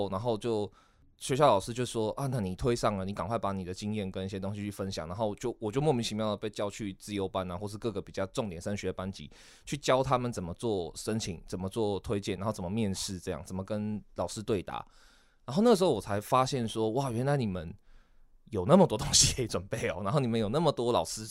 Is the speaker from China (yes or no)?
no; Miaoli County, Taiwan; 我们苗栗那边的放牛班的孩子